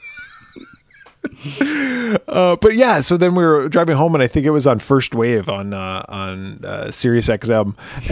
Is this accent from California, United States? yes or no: no; Pennsylvania, United States